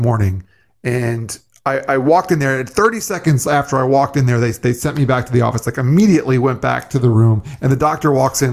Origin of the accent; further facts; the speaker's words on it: South Florida, United States; also born or lived in New York; I grew up in South Florida for the most part. I was actually born in New York and moved down here when I was 3, still live here now.